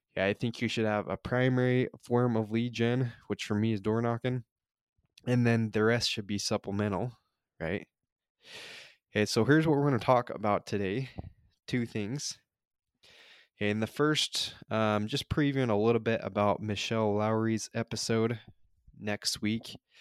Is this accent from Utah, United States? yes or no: yes; Utah, United States; moved away as an adult; now in California, United States; I grew up in Utah